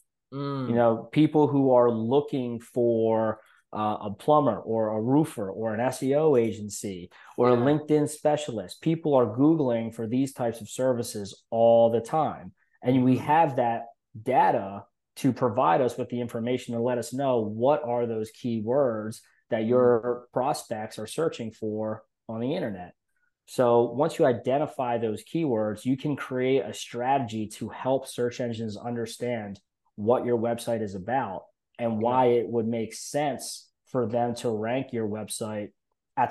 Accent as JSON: {"language": "English", "town": "Philadelphia", "region": "Pennsylvania", "country": "United States", "tie": "born or raised there", "said": "I was born and raised in Philadelphia."}